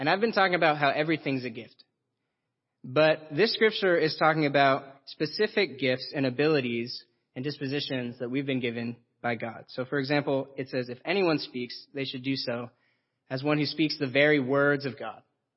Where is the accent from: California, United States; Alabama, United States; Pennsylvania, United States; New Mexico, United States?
California, United States; Roseville; I was born in Roseville, California